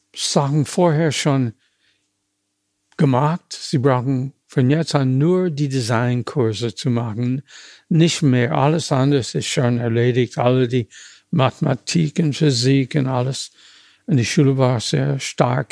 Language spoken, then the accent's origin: German; United States; German is a second language; moved away as an adult; now in Germany; ich komme aus den USA.